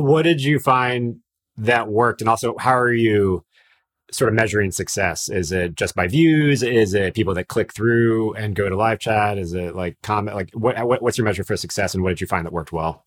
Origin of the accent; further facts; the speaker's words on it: Miami, Florida, United States; I'm from Miami as well